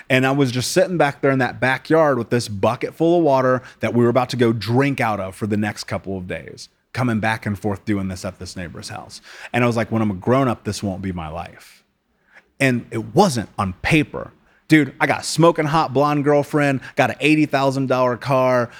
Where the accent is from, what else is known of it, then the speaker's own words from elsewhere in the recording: United States; I grew up in America